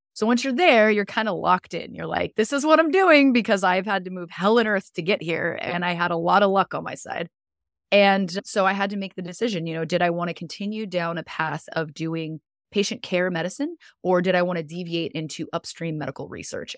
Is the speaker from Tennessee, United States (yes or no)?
no; Southern California, United States; moved away as an adult; now in Florida, United States; originally I'm from Southern California, but I'm currently living in Florida, in the U S